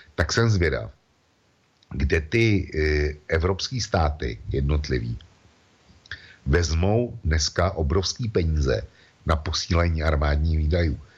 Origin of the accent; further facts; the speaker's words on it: Czechia; u nás v Čechách